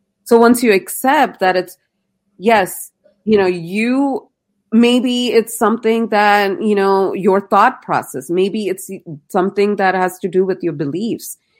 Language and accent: English; India; I grew up in India